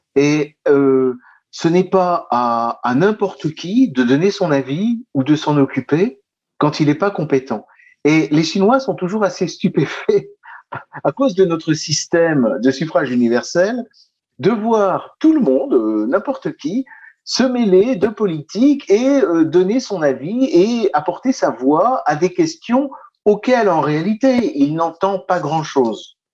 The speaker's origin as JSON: {"language": "French", "country": "France", "said": "nous sommes en France, nous sommes français"}